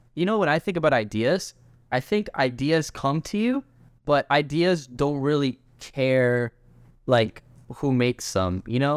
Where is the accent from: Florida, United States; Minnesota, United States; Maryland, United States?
Florida, United States; Orlando; we're both from Orlando